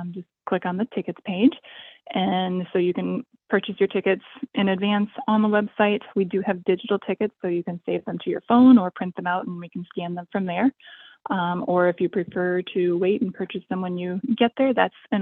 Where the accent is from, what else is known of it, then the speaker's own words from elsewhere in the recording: Traverse City, Michigan, United States; I grew up on a small farm in northern Michigan, in the Traverse City area